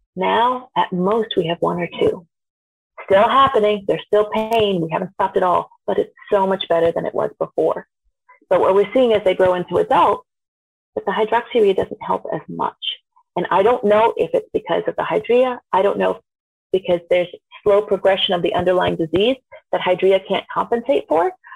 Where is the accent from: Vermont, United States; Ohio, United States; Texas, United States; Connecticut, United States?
Vermont, United States; born or raised there